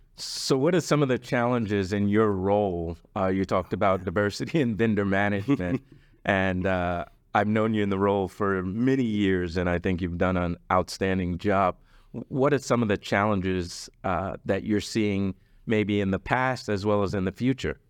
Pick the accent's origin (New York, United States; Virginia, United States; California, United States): New York, United States; now in Dallas, United States; I'm originally from New York. It didn't hit me until I came to Dallas